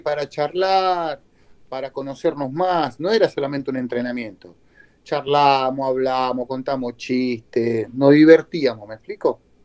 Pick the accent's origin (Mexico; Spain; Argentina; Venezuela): Argentina; moved away; also born or lived in Peru; Por eso yo soy, soy, un argentino bamba, ¿no? Con pasaporte argentino, pero con sangre paraguaya porque mi papá y mamá son paraguayos, se casaron en Argentina